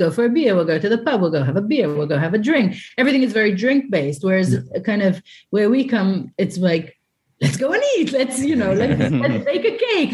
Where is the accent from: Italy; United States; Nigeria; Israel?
Israel; Haifa District; I grew up just outside of Haifa in a little kind of village